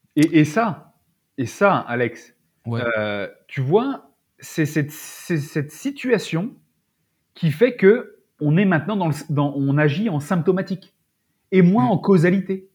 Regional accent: France; en tant que Français

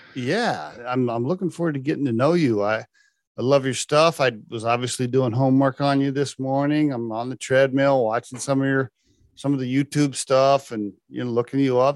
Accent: Oklahoma, United States; I grew up in Oklahoma

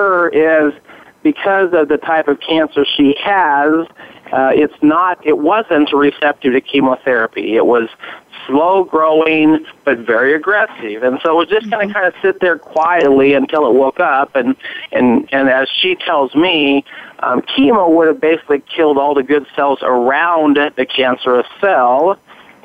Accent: Hermiston, Oregon, United States; I grew up here in Oregon. I went to Hermiston High School, which is a little town, desert town, eastern Oregon

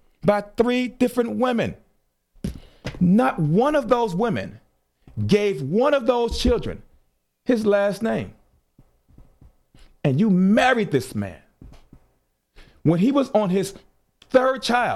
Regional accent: Chicago, Illinois, United States; You're talking to someone from Chicago. I am from Chicago

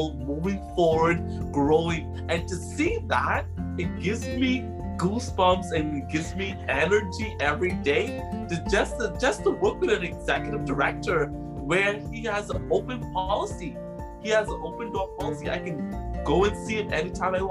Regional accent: Bahamas; also born or lived in Prince Edward Island, Canada; now in Halifax, Canada; that type of island home that I grew up in the Bahamas

